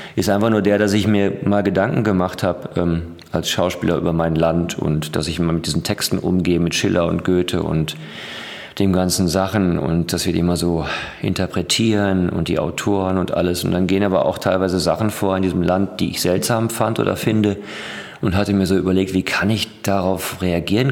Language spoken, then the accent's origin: German; Ruhr area, North Rhine-Westphalia, Germany; also born or lived in Düsseldorf; ich komme aus dem Ruhrgebiet